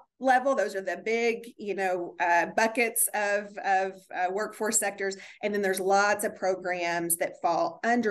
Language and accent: English; Springfield, Kentucky, United States; moved away as an adult; also born or lived in Texas / California; Even though I'm from Kentucky, I grew up in Springfield, Kentucky, and have lived here for a long time, spent some time out of state.